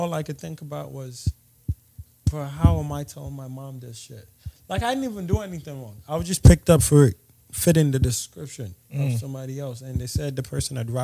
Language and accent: English; Nigeria; I'm Nigerian